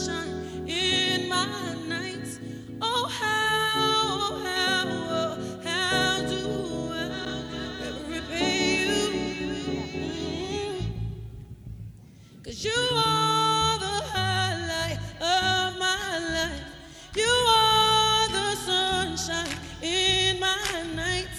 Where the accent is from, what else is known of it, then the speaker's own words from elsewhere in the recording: the West, United States; now in New York, United States; Growing up in the West, you will get a natural howdy every once in a while